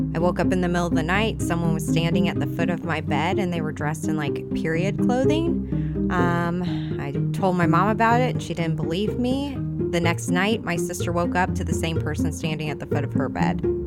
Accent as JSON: {"language": "English", "town": "Edwardsville", "region": "Illinois", "country": "United States", "tie": "born or raised there", "lives_now": "Godfrey, United States", "said": "I grew up in the Edwardsville area, um, a bunch of little towns around there"}